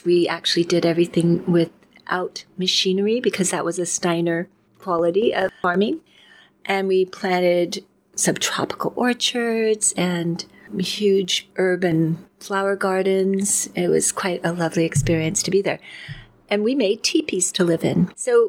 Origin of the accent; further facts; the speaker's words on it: San Francisco, California, United States; moved away as an adult; now in Ashland, United States; Born in the Bay Area, San Francisco area.